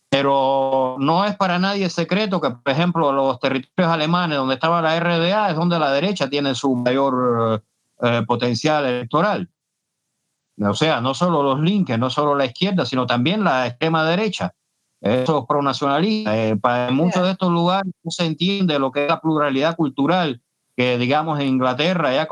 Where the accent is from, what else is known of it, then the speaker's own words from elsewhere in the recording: Cuba; Y puedo estar muy bien eh, yo como cubano, digamos, disfrutando del danzón